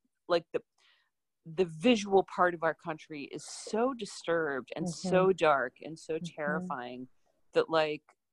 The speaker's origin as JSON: {"language": "English", "town": "Chicago", "region": "Illinois", "country": "United States", "also_born_or_lived": "Cambodia", "moved": "as an adult", "lives_now": "Washington, D.C., United States", "said": "I'm from Chicago. I've lived in Washington, D.C. for 10 years"}